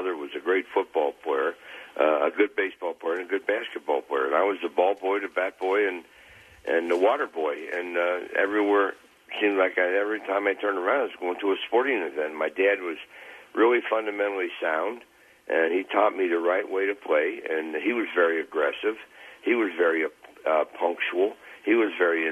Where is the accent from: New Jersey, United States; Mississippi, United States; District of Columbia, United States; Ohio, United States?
Ohio, United States; Cincinnati; also born or lived in Philadelphia; that's my hometown